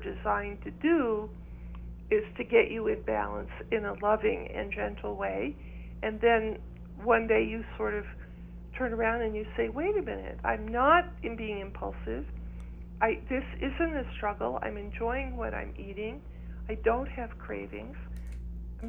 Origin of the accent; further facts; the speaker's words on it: East Coast, United States; also born or lived in Ireland (ancestry); now in New Mexico, United States; because I grew up in the East Coast.